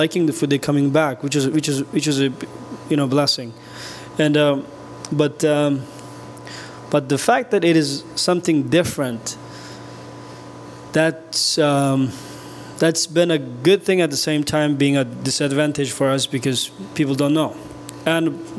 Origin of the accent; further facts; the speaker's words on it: Urumqi, Xinjiang, China; moved away as an adult; now in Houston, United States; And I grew up in Urumqi, is one of the capital city there. And I came to the United States in 2015